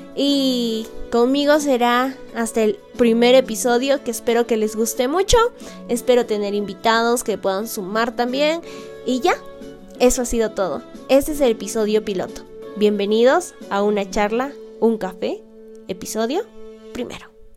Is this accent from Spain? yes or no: no; Peru; soy peruana de nacimiento y amante de mi cultura